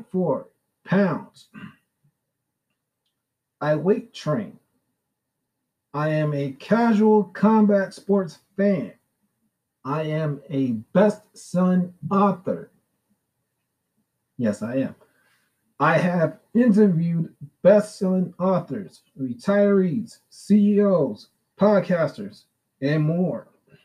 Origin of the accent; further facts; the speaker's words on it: New York City, New York, United States; also born or lived in Brooklyn, New York / Staten Island, New York; I was born and raised in Brooklyn until I was 10. The last 24 years of my life has been in Staten Island, New York.